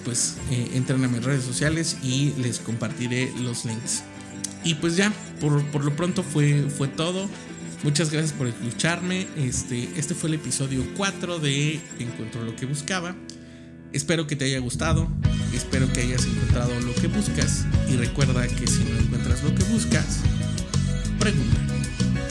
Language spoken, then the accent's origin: Spanish; Mexico; tal como somos los mexicanos